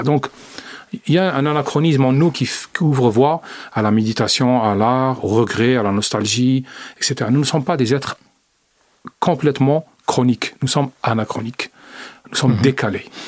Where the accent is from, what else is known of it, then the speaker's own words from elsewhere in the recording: Algeria; moved away; mon pays d'origine